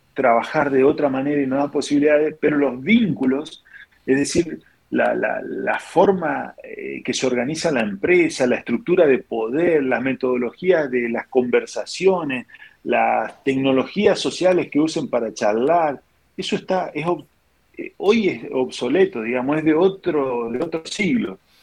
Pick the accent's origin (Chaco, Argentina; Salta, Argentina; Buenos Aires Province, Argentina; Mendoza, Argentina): Chaco, Argentina; interior of Chaco Province, Argentina; yo soy del, interior del Chaco, de la provincia del Chaco